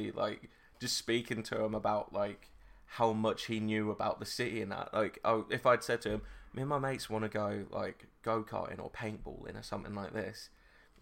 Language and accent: English; United Kingdom; we're British